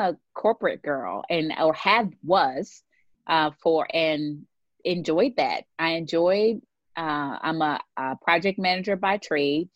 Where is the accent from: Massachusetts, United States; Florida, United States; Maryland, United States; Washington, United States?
Maryland, United States; Baltimore; I born and raised in Baltimore, Maryland, where I currently live today